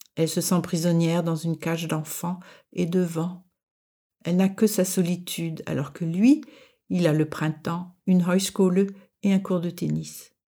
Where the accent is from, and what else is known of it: France; moved away as an adult; now in Denmark